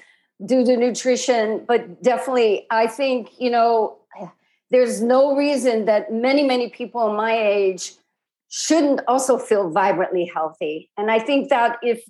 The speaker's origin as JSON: {"language": "English", "region": "Midwest", "country": "United States", "tie": "born or raised there", "also_born_or_lived": "Bay Area, California", "moved": "yes", "said": "I grew up in the Midwest"}